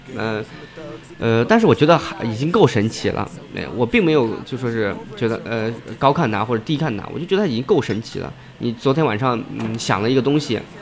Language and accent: Chinese; Xi'an, Shaanxi, China; 其实我现在，呃，工作的，呃，包括自己，呃，我自己在，呃，生活的地方是，呃，西安，呃，在我老家